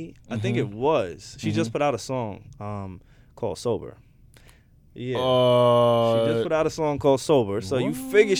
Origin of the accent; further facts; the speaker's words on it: New York City, New York, United States; I grew up in Queens